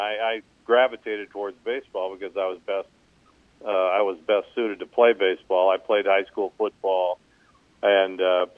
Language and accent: English; Seattle, Washington, United States; moved away as an adult; also born or lived in Arizona / Omaha; that was where I grew up. I grew up there in Seattle